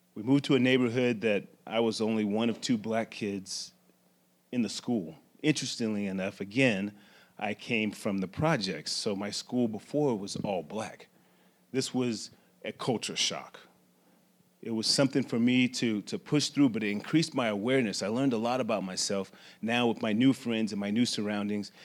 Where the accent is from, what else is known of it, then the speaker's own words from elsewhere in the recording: Las Vegas, Nevada, United States; I grew up in Las Vegas, Nevada, born and raised